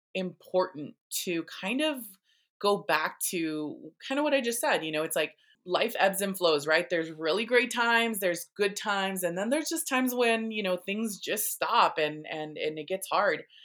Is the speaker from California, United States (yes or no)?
yes; National City, California, United States; I grew up in, um, in San Diego County, I was, um, born and raised here